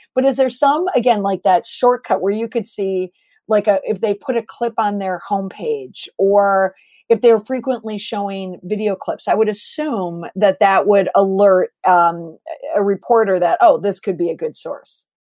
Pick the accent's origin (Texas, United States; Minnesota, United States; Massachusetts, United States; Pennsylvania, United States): Minnesota, United States; moved away; also born or lived in Boston; I'm originally from Minnesota, so I grew up on pop